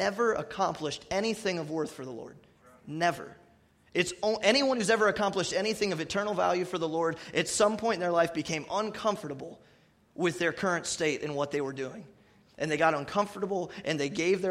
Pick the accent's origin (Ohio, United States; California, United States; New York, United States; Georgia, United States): Ohio, United States; New Philadelphia; I grew up in First Baptist Church of New Philadelphia since I was born